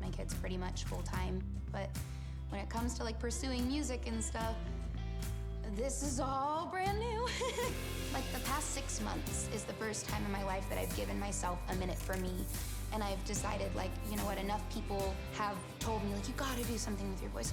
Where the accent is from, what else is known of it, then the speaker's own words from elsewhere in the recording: California, United States; I'm 25, and I'm from California